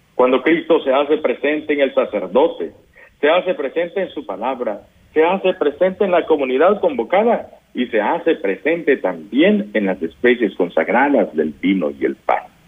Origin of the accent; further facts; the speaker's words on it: Guadalupe, San Vicente, El Salvador; yo soy de Guadalupe, San Vicente